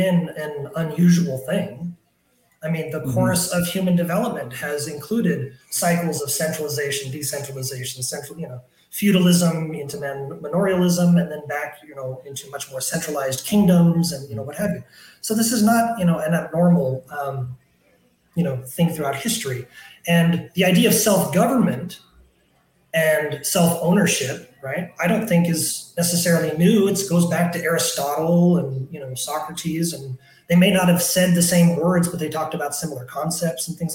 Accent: Tacoma, Washington, United States; moved away as an adult; now in Brazil; I was born in Tacoma, Washington.

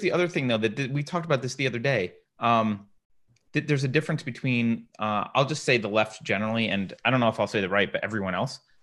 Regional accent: upstate New York, United States; I did not grow up in the Deep South. I grew up in upstate New York

